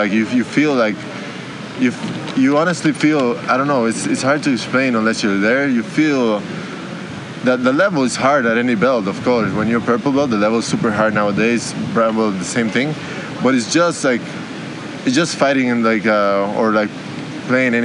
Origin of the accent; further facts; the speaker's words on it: Costa Rica; I grew up in Costa Rica, training there